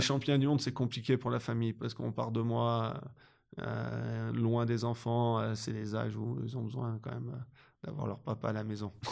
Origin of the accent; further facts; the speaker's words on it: France; moved away as an adult; now in Switzerland; en tant que Français